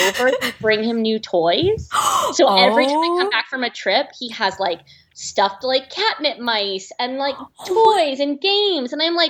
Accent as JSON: {"language": "English", "town": "Nashville", "region": "Tennessee", "country": "United States", "tie": "born or raised there", "also_born_or_lived": "Bay Area, California / Edinburgh, Scotland / France", "moved": "as an adult", "said": "I grew up in Tennessee, in Nashville. I'm actually originally from California, but I'm from north of where you are. I'm from the Bay Area. And I was raised in the South, went to an all-girls Southern prep school in the South"}